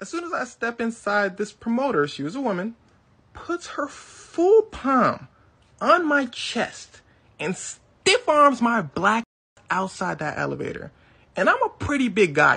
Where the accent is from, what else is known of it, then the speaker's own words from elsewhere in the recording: United States; accent: American; although I am African, I'm also American